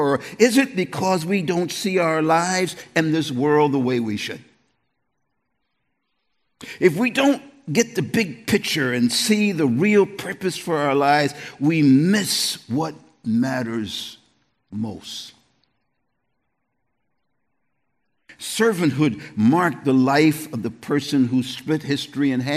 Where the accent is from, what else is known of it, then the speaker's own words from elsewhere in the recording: East Coast, United States; moved away; also born or lived in New York area; I'm from the East Coast.